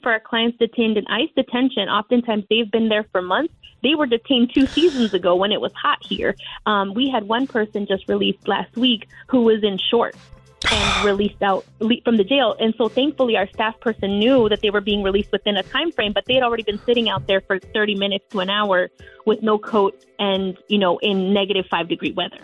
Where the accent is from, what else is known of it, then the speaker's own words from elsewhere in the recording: Bay Area, California, United States; moved away as an adult; now in Minnesota, United States; I'm originally from the Bay Area, mm-hmm. from California